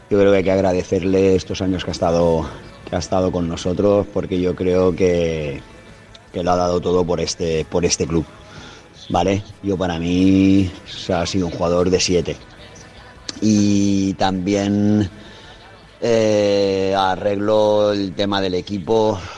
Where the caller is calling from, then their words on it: Valencia, Valencian Community, Spain; Hola, buenos días, Radio Marca. … de Valencia.